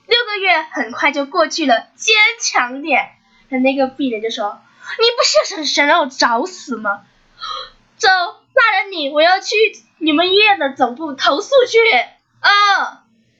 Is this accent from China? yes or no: yes; China; 我们中国人